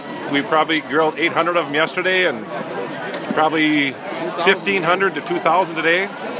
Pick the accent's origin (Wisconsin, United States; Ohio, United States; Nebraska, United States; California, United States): Wisconsin, United States; Hayward; from Hayward, right here in Wisconsin.